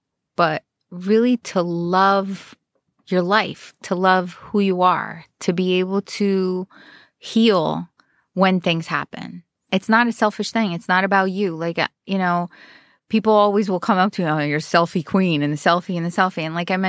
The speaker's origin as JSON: {"language": "English", "town": "Roselle Park", "region": "New Jersey", "country": "United States", "tie": "born or raised there", "said": "My hometown."}